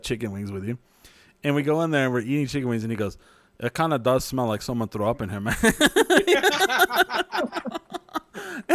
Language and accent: English; New Mexico, United States; we're from New Mexico